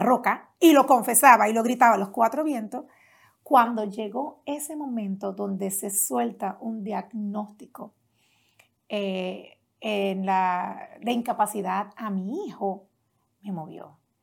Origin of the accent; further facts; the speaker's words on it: Las Piedras, Puerto Rico; Allá en Puerto Rico crecí en un pueblo pequeño